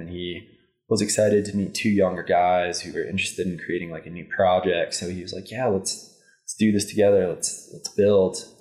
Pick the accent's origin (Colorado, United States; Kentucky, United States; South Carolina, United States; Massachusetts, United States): Colorado, United States; Indian Hills; I grew up in Indian Hills, Colorado